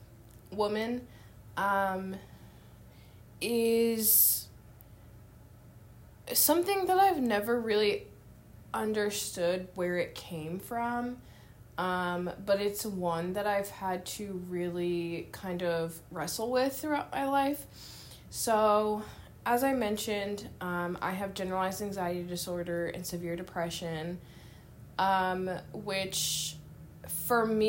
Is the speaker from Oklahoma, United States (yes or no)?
no; San Francisco, California, United States; moved away as an adult; now in Louisville, United States; I was born and raised in San Francisco, California, and I now live in Louisville, Kentucky